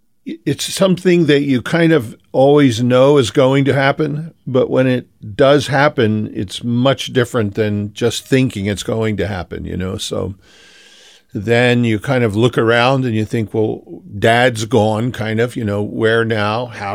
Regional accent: Philadelphia, Pennsylvania, United States; moved away; also born or lived in Whittier, California; I was from Philly and that I was praying about moving back

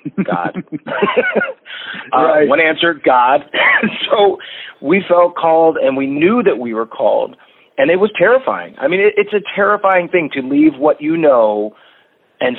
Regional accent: Lancaster, Pennsylvania, United States; moved away as an adult; also born or lived in Atlanta, Georgia; I'm from Lancaster, Pennsylvania

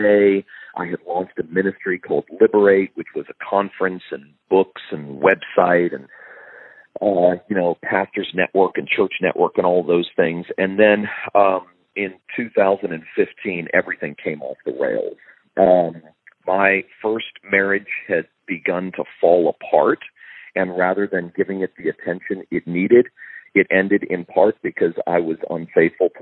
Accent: Fort Lauderdale, Florida, United States; moved away as an adult; also born or lived in Tennessee; I moved back home to South Florida. I'm from Fort Lauderdale

